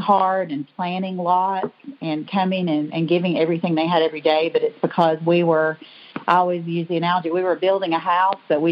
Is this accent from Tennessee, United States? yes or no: yes; Bristol, Tennessee, United States; also born or lived in Pennsylvania; I grew up in Bristol, Tennessee, here in Sullivan County